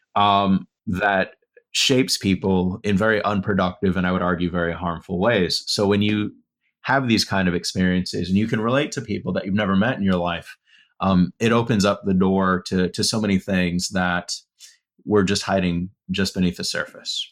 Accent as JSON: {"language": "English", "region": "West Texas", "country": "United States", "moved": "yes", "said": "I'm from West Texas"}